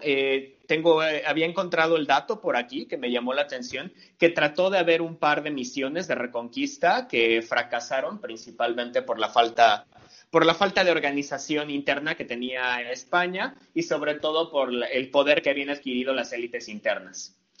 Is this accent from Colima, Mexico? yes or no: no; Mexico City, Mexico; de donde yo soy, de la Ciudad de México